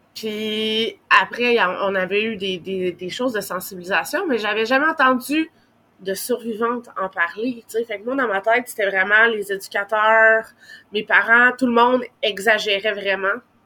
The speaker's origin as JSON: {"language": "French", "town": "Gatineau", "region": "Quebec", "country": "Canada", "tie": "born or raised there", "said": "on était à Gatineau, dans ma ville natale"}